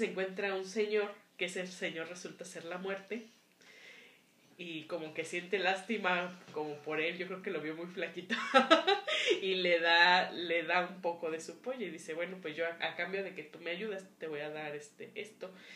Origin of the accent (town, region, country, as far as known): Mexico